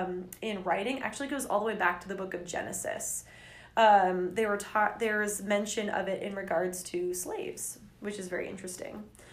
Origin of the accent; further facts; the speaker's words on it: England, United Kingdom; so when I get to France, even though I'm from England, the bank will give me money